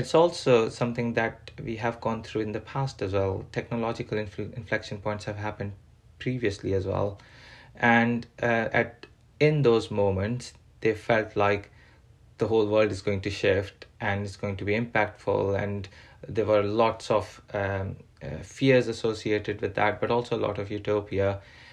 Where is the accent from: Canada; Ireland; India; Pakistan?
Pakistan; now in England, United Kingdom; I'm a Pakistani born British person living in England